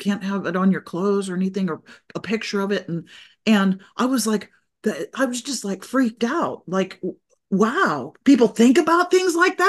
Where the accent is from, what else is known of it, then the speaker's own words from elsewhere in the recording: Saudi Arabia; I had been living and growing up in Saudi Arabia, where I was a minority